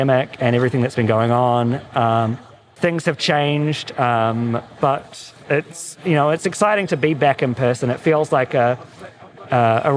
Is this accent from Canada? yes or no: no; New Zealand; now in Los Angeles, United States; I'm from New Zealand, you know, living in LA now